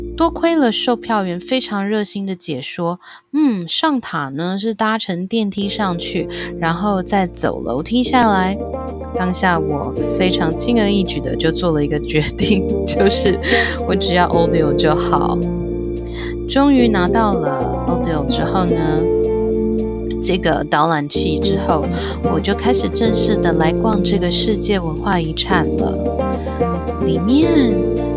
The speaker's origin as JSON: {"language": "Chinese", "country": "Taiwan", "said": "我们台湾这边，如果去庙里面，大家也是闻得到，呃，香的这样子的一种气息"}